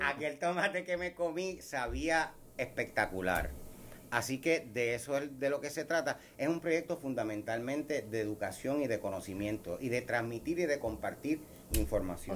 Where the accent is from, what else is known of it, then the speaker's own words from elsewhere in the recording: Puerto Rico; nos distingue como puertorriqueños